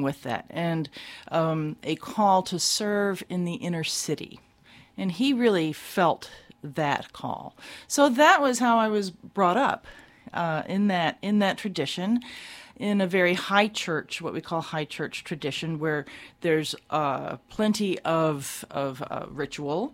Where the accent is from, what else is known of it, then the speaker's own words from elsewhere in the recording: Baltimore, Maryland, United States; I grew up in Baltimore.